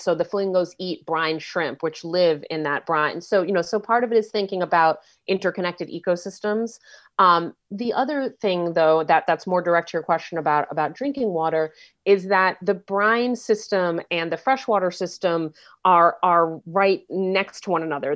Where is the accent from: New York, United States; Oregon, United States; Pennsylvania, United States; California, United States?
New York, United States; New York City; moved away; I'm from New York City, right, and so I grew up, I don't live there anymore, but I grew up, um, um, riding mass transit